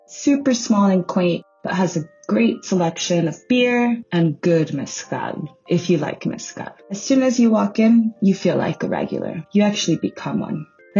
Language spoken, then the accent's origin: English; Los Angeles, California, United States; I'm based out of my hometown in Highland Park.